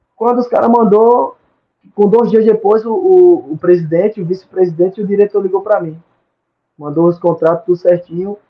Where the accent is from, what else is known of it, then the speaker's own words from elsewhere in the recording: Murici, Alagoas, Brazil; moved away as an adult; also born or lived in Maceió / São Paulo; now in Malta; eu vinha de Maceió, sou de Maceió, de Murici